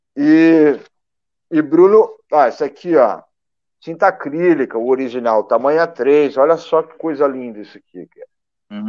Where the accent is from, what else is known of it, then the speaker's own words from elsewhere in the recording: Brazil; como brasileiro